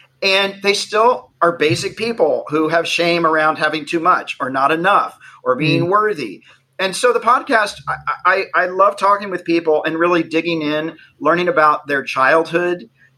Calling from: Los Angeles, California, United States; I am calling in from West Los Angeles.

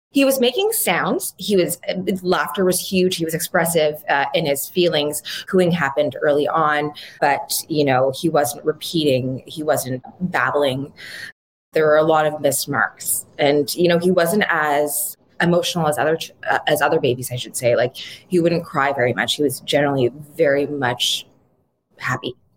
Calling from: Ottawa, Ontario, Canada; I'm calling in from Ottawa, Canada

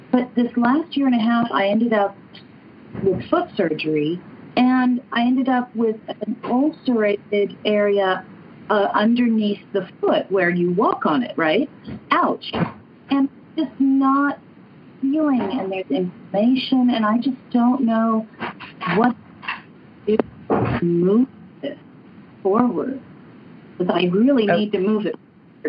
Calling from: Orange County, California, United States; I'm calling from Orange County, California, Southern California.

